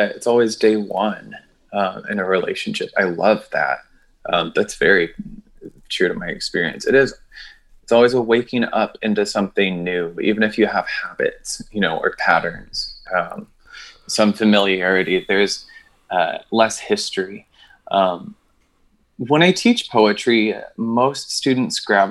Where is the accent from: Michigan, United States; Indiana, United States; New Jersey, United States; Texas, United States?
New Jersey, United States; I was born somewhere in New Jersey